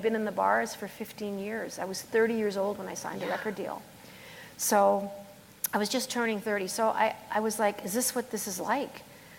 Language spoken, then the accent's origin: English; Springbank, Alberta, Canada; this is my hometown, basically. {S2} Yeah. {S3} I mean, I'm from Springbank